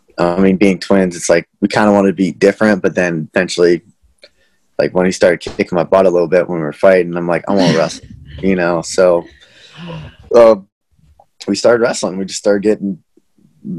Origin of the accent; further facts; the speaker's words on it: Armagh, Pennsylvania, United States; moved away as an adult; also born or lived in Johnstown, Pennsylvania / Chapel Hill, North Carolina; I was born in Johnstown. I have a twin brother. So we grew up in around Armagh. It's New Florence, PA